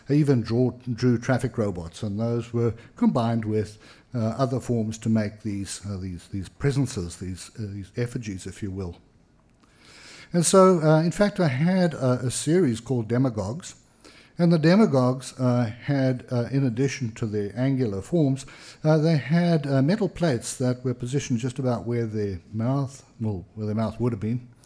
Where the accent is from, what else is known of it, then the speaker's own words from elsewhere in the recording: Pietermaritzburg, KwaZulu-Natal, South Africa; I mean the ones that arrived in my hometown, Pietermaritzburg in South Africa, around 1960.